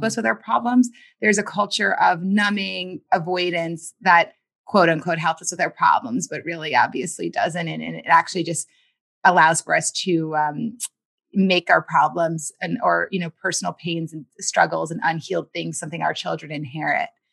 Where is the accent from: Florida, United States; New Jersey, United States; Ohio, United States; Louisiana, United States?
Louisiana, United States; New Orleans; I was born in New Orleans, Louisiana